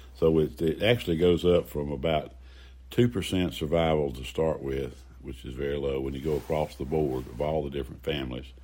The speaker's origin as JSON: {"language": "English", "town": "Greenville", "country": "United States", "tie": "born or raised there", "said": "I was born in Greenwood Memorial Hospital downtown Greenville"}